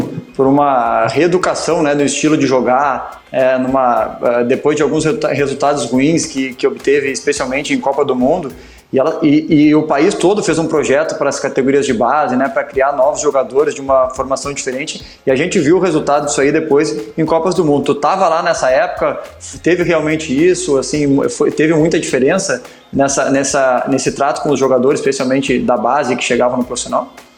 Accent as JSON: {"language": "Portuguese", "town": "Porto Alegre", "region": "Rio Grande do Sul", "country": "Brazil", "tie": "born or raised there", "said": "Porto Alegre, que é a minha cidade, minha cidade natal e onde eu fui, eu fui criado"}